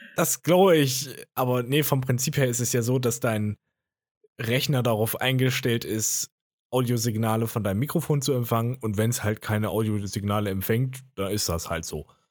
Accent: Jena, Thuringia, Germany; ich komme ja aus Jena

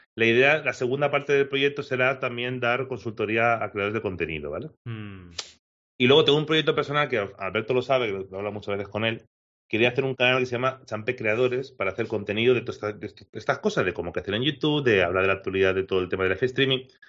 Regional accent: Alcoy, Valencian Community, Spain; mi pueblo, de Alcoy

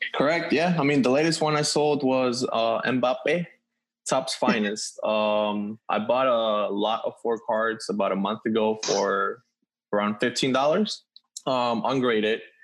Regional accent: Venezuela; moved away; I'm from Venezuela

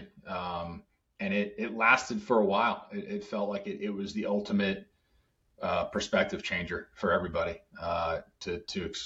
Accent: Boston, Massachusetts, United States; I grew up in Boston

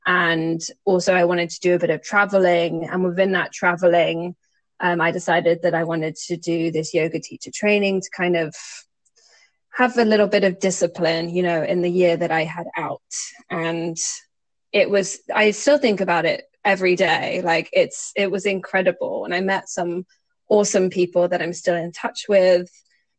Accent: Singapore; I grew up in Singapore.

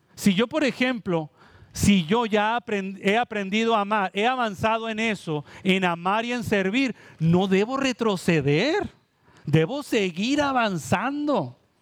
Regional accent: Mexico; now in Puerto Rico; Yo vengo de México

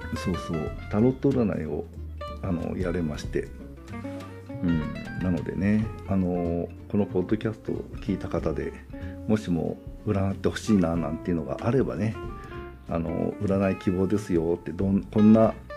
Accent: Nagoya, Aichi, Japan; accent: Nagoya-ben; also born or lived in Hokkaido; 住んでるところは、えー、東海地方愛知県ですね、えー、なんで名古屋弁はネイティブです

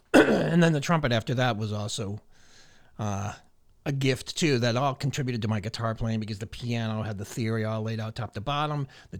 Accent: Agawam, Massachusetts, United States; Agawam, Massachusetts.

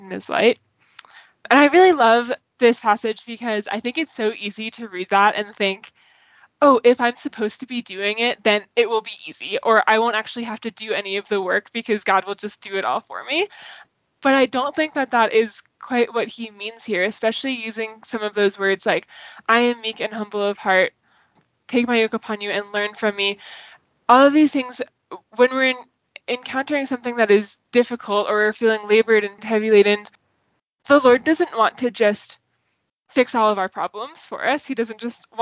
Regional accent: Boston, Massachusetts, United States; moved away as an adult; also born or lived in Fairfax, Virginia / College Park, Maryland; now in Denver, United States; I'm from Boston, and so it was so far away to move all the way down towards DC

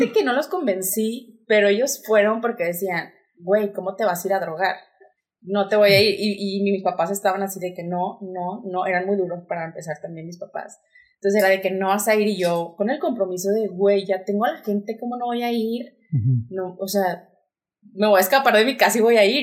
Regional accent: Torreón, Coahuila, Mexico; also born or lived in Monterrey; yo soy de aquí de Torreón, Coahuila. Eh, estudié diseño de modas. Toda mi vida estuve aquí.

